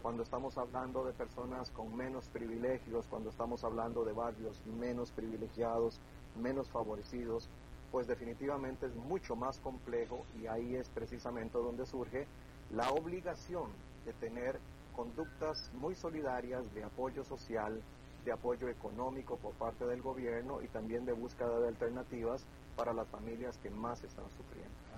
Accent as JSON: {"language": "Spanish", "country": "Costa Rica", "said": "los costarricenses somos un poquito testarudos"}